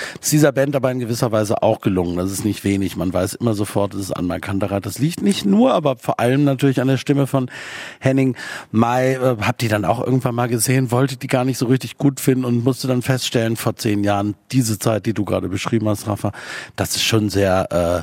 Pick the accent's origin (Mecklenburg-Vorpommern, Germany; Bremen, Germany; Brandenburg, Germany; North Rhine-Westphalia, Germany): North Rhine-Westphalia, Germany; Aachen; ich komme nicht aus Köln, ich komme aus Aachen